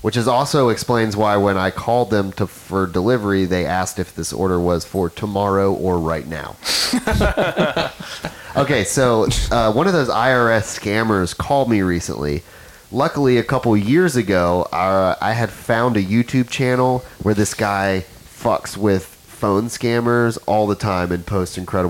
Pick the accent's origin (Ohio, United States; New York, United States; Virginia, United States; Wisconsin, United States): Virginia, United States; Roanoke; moved away; I'm from Roanoke, so I was there for Thanksgiving